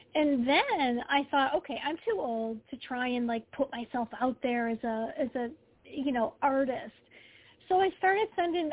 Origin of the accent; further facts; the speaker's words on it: Detroit, Michigan, United States; I grew up in the Detroit area